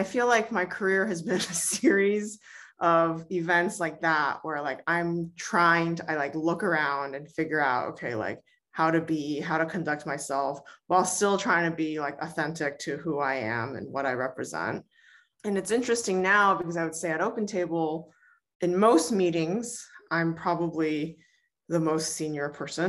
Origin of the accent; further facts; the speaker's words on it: Bay Area, California, United States; also born or lived in New Hampshire; I grew up in the Bay Area.